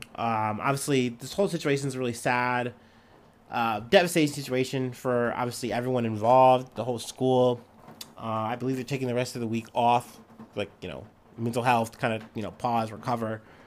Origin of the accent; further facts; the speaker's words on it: Midwest, United States; I'm a Midwesterner